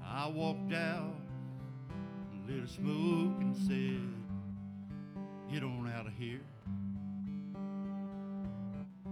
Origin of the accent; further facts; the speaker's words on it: Dade City, Florida, United States; also born or lived in Lacoochee, Florida; I was born and raised in Dade City, Florida, and grew up for a while there in a mill town in Lacoochee, Florida